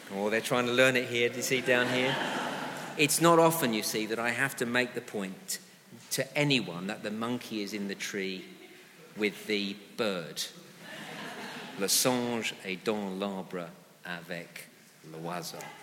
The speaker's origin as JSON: {"language": "English", "country": "United Kingdom", "said": "the moral norms of our, our nation had largely been shaped by Christian values"}